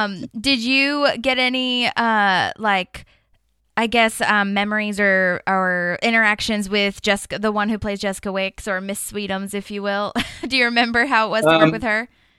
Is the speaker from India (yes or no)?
yes; India; No, I'm an Indian.